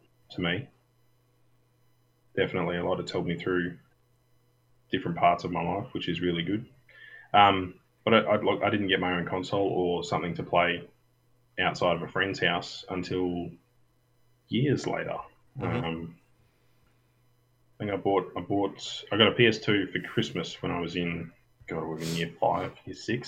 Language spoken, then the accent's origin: English; Western Australia, Australia; I'm from Western Australia